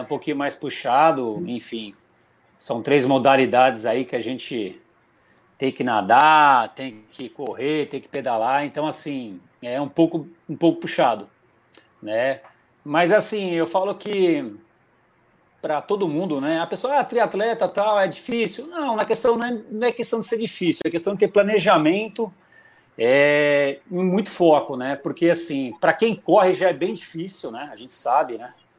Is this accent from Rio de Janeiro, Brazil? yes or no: no; near Atibaia, São Paulo, Brazil; sou de São Paulo, próximo a Tibaia